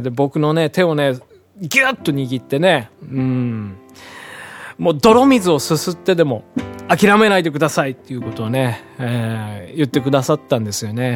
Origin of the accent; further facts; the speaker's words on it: Hiroshima, Japan; moved away as an adult; now in Tokyo, Japan; 地 元のオクラホマ、まあ、またの名を広島というんです